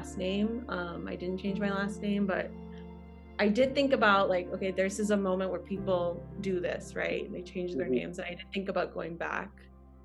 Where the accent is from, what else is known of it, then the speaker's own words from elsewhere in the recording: Georgia, United States; also born or lived in Jackson, Mississippi / Portland, Oregon / Cedarburg, Wisconsin; I grew up in the South. I was born and raised in Georgia.